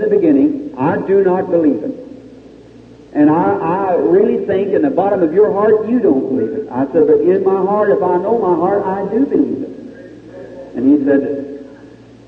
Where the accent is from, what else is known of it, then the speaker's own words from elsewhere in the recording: Indiana, United States; I'm from Indiana.